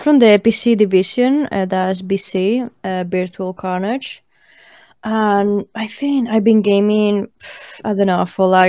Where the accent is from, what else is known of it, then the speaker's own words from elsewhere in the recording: Spain; English is a second language; Hello. Yeah, I'm from Spain.